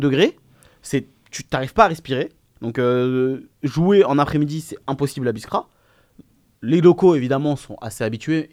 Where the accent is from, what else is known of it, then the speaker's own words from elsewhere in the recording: Biskra, Biskra Province, Algeria; c'est ma ville natale